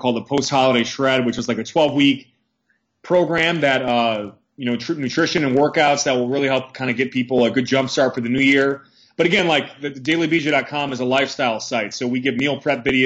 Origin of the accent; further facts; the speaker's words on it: Milwaukee, Wisconsin, United States; moved away as an adult; also born or lived in Massachusetts; now in Pennsylvania, United States; I grew up in Milwaukee, Wisconsin, brutal winters